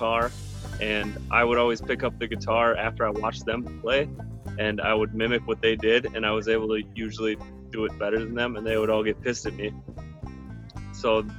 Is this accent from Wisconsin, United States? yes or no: yes; southwestern rural Wisconsin, United States; I grew up in southwestern rural Wisconsin, milking cows